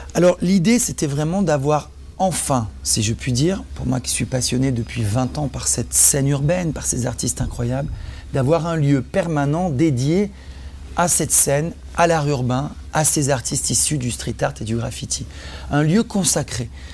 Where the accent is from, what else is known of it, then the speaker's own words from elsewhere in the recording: Provence-Alpes-Côte d'Azur, France; moved away as an adult; also born or lived in Nice / Antibes / Marseille; now in Paris, France; Je suis originaire du sud de la France. Je suis né à Nice, j'ai vécu à Antibes, Marseille. Et c'est en arrivant à Paris à l'âge de 20 ans